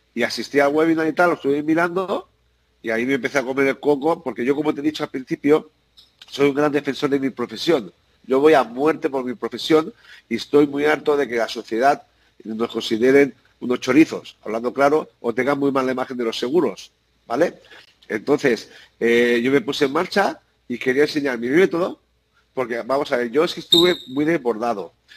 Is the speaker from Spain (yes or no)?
yes; San Antonio, Balearic Islands, Spain; yo nací en Ibiza, porque mis padre fue el, primer pintor de coches que llegó a la isla y, y, nací allí. Pero soy ah. vicengo